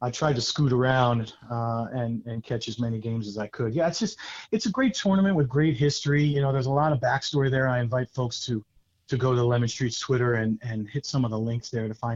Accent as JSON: {"language": "English", "region": "New Jersey", "country": "United States", "moved": "as an adult", "lives_now": "Georgia, United States", "said": "I'm actually from New Jersey"}